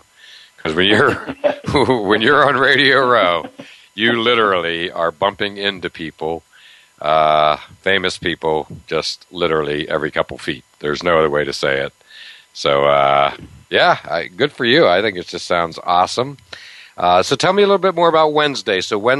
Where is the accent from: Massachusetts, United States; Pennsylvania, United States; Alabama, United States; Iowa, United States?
Massachusetts, United States; Medfield; he lives here in my hometown of Medfield, Massachusetts